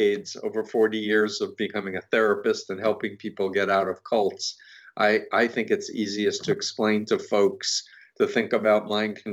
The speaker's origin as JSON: {"language": "English", "town": "New York City", "region": "New York", "country": "United States", "tie": "born or raised there", "said": "I grew up 1.3 miles from Donald Trump"}